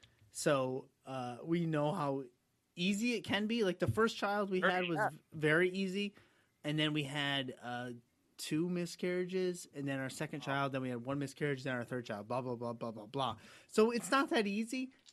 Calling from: Albany, New York, United States; I'm in New York. I'm in upstate New York, about Albany area.

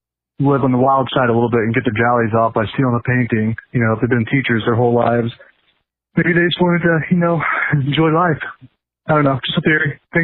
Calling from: St. Louis, Missouri, United States; I'm calling from St. Louis.

